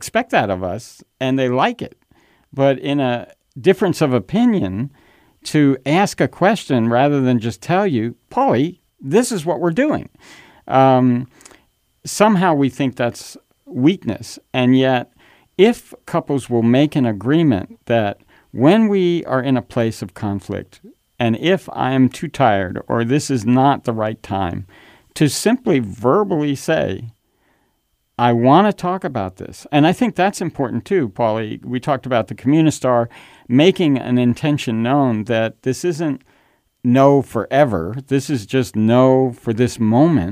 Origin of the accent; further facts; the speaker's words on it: New York, United States; I grew up in New York